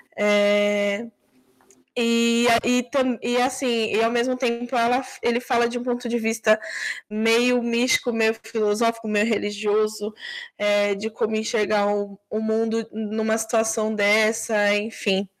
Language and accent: Portuguese; São Paulo, Brazil; Eu também sou paulistana